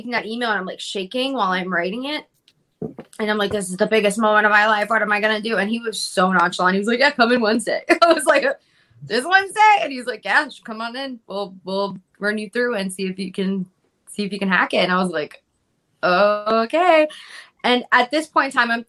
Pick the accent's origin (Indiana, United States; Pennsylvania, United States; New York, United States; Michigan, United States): Pennsylvania, United States; Philadelphia; also born or lived in Fairmount, Philadelphia; I'm in Port Richmond now, but I grew up at 2nd and Somerset